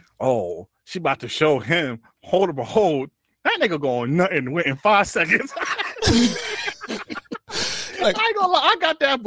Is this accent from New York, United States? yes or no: yes; New York City, New York, United States; we're from New York City